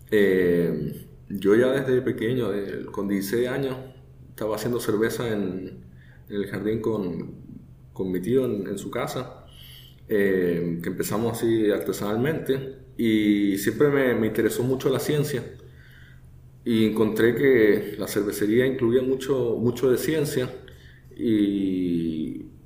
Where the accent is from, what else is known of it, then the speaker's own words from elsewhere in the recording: Chile; now in Mayagüez, Puerto Rico; va a notar que yo no soy puertorriqueño, el, acento se me está pegando un poco, pero yo soy originalmente de Chile.